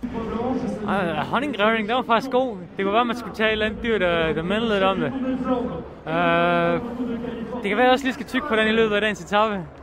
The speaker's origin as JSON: {"language": "Danish", "country": "Denmark", "said": "vi danskere jo mere nordens araber"}